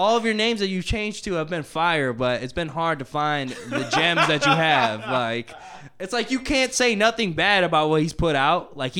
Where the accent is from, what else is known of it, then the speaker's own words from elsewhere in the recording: Milwaukee, Wisconsin, United States; I'm from the northwest side. What the fuck that is? That's like Villard area. I'm that one white guy.